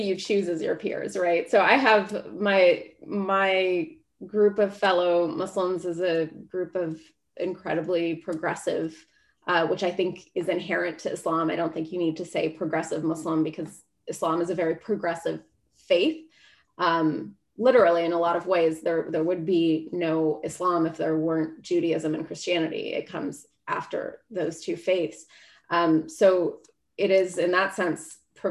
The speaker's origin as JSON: {"language": "English", "country": "United States", "said": "as an American"}